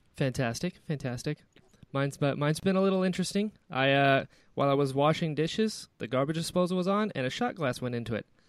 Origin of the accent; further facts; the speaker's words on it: Florida, United States; I grew up in Florida. I'm in Florida now